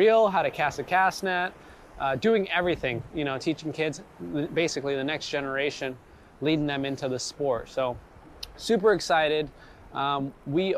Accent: Gardena, California, United States; I grew up in Gardena, Torrance area, so fishing the ocean was like 10-15 minutes for me

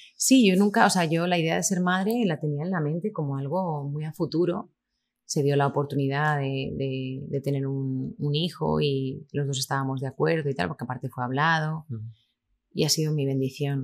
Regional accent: Lleida, Catalonia, Spain; also born or lived in Miami, United States; en Lleida, en mi tierra

